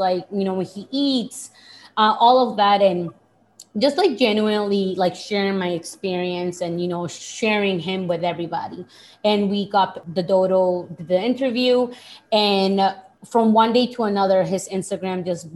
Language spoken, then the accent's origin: English; Boston, Massachusetts, United States; also born or lived in Lima, Peru; I am Peruvian. I was born in Peru, I'm from Boston. I'm currently living in Boston